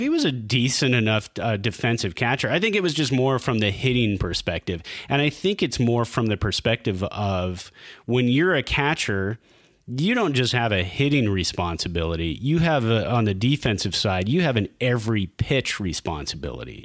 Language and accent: English; Bay Area, California, United States; as a Giants fan growing up in the Bay Area